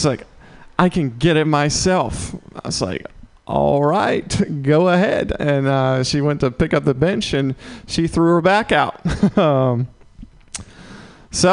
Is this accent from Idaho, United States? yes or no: no; Mississippi, United States; now in San Francisco, United States; I'm from Mississippi originally